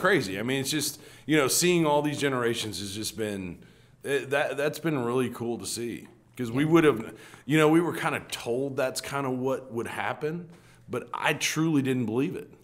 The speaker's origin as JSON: {"language": "English", "region": "New Mexico", "country": "United States", "tie": "born or raised there", "moved": "as an adult", "lives_now": "Little Rock, United States", "said": "I actually didn't grow up in Little Rock. I uh, grew up in New Mexico and uh, ended up coming out here in the 94 year"}